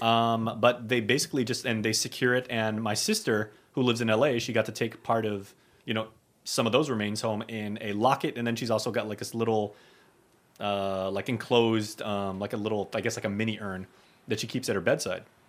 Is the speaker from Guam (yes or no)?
yes; Guam; both of us growing up on Guam